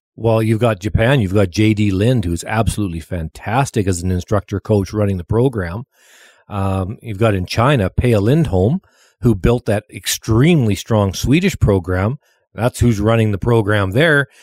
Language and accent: English; Lougheed, Alberta, Canada; I was from Lawheed, Alberta.